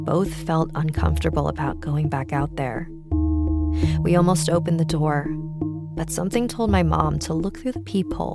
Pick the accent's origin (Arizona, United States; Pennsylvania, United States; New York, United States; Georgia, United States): Arizona, United States; Mesa; I am from Mesa, Arizona